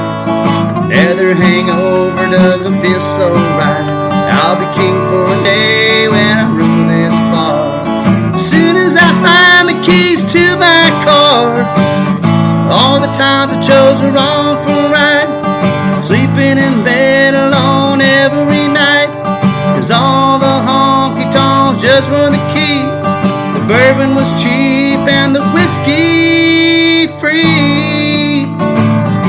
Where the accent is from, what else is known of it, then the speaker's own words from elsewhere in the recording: Pinetop-Lakeside, Arizona, United States; Brooke is a friend of mine that I grew up with in Pine Top Lakeside. We are high school friends